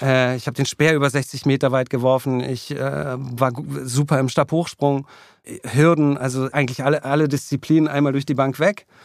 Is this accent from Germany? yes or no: yes; Berlin, Germany; ich bin dann eigentlich in Klado aufgewachsen, mhm. ganz im Süden von Berlin.